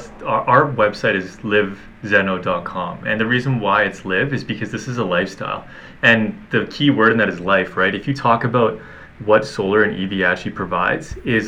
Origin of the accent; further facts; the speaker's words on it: Canada; But the bigger piece here is we're Canadian. We're a little bit isolated in relation to the States